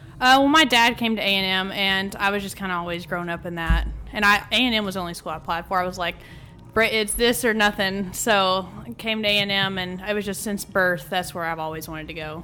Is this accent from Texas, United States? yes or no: yes; Athens, Texas, United States; moved away as an adult; now in College Station, United States; I'm from Athens, Texas.